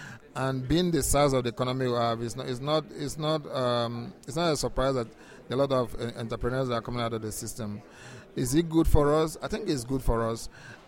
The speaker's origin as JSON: {"language": "English", "region": "Lagos", "country": "Nigeria", "said": "I'm from Lagos."}